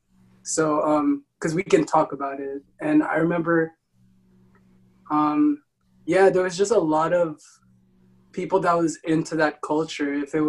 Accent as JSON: {"language": "English", "town": "Mesquite", "region": "Texas", "country": "United States", "tie": "born there", "said": "Yeah, I was born in Mesquite, so I was born in Mesquite. Did you not know this?"}